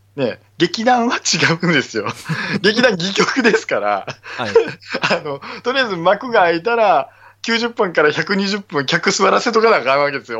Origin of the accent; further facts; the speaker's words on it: Okayama, Japan; 岡山のね、えー、はい、僕の地元の話なんですけど、僕は岡山なので